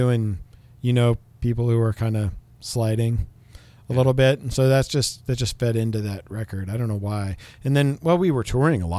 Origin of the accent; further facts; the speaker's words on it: Missoula, Montana, United States; growing up in Montana